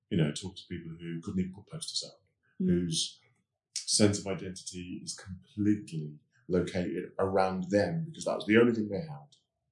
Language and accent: English; West Midlands, United Kingdom; growing up in the West Midlands in the 60s